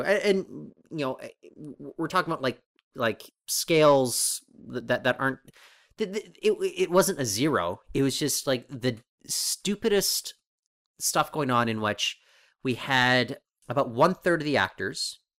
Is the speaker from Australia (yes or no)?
no; Canada; also born or lived in Toronto; we're Canadian.